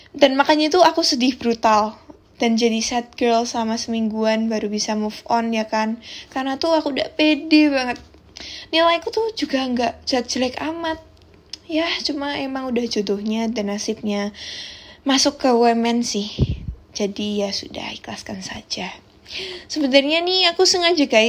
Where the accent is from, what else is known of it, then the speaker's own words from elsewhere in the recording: Semarang, Central Java, Indonesia; accent: medok; now in Tangerang, Indonesia; Aku berasal dari Semarang guys, that's why agak kena mental ya di Tangerang karena my accent is so medok ya kan. Anak rantau pride nih